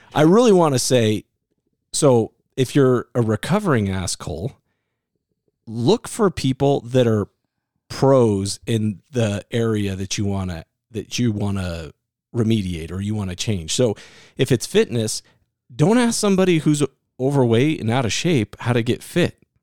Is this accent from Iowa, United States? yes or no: yes; Iowa, United States; I'm from Iowa